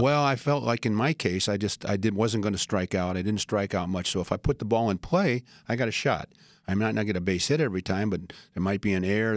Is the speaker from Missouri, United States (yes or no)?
yes; St. Louis, Missouri, United States; moved away; I grew up in Saint Louis